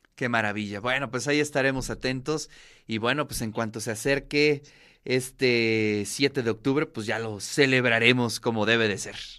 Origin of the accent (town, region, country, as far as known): Mexico